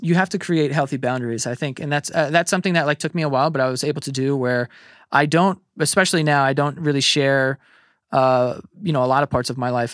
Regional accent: New York City, New York, United States; I grew up in Queens

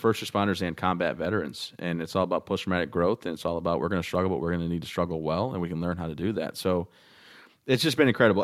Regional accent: Michigan, United States; also born or lived in Texas; now in Maine, United States; I'm from Michigan

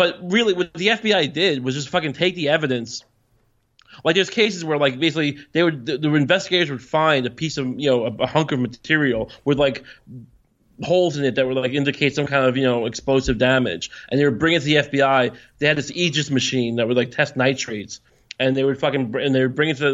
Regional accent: Long Island, New York, United States; I'm from Long Island.

